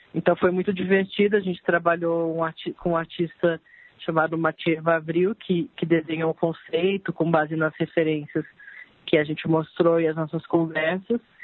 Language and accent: Portuguese; Campinas, São Paulo, Brazil; now in São Paulo, Brazil; eu sou de Campinas, mas moro aqui já faz 18 anos